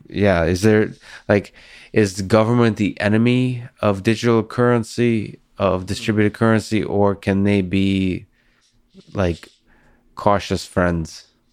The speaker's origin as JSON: {"language": "English", "region": "Moscow", "country": "Russia", "tie": "born or raised there", "moved": "yes", "lives_now": "Boston, United States", "said": "I grew up in Moscow"}